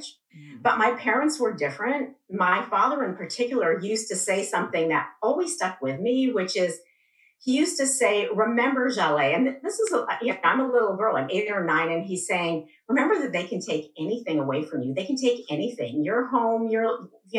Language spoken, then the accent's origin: English; Iran; moved away; also born or lived in England; I was born in England, but I grew up in Iran. My parents are both Iranian